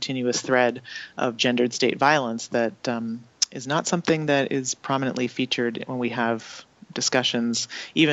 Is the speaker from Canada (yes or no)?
yes; Canada; moved away; I didn't learn about in school in Canada